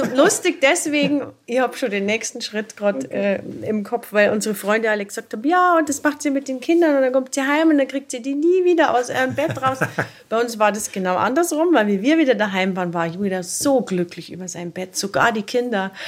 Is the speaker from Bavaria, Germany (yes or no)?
yes; rural area near Erding, Bavaria, Germany; Geboren bin ich im Nachbarort, also das ist lustig, das sind wirklich zu Fuß nur fünf Minuten von hier bin da sehr ländlich aufgewachsen